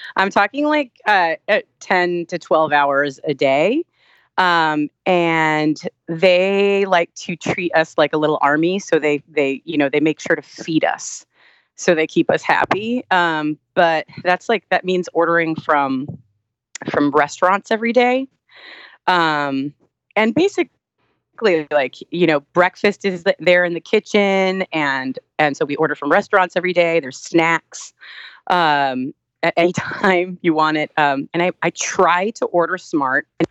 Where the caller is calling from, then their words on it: Los Angeles, California, United States; I'm calling from Los Angeles.